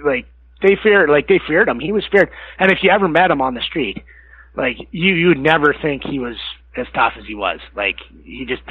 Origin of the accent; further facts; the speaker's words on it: Medicine Hat, Alberta, Canada; I come from Medicine Hat